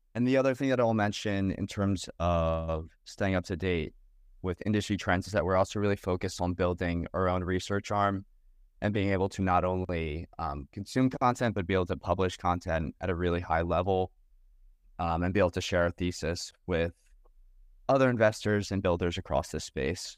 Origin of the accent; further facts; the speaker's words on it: New Jersey, United States; I grew up in New Jersey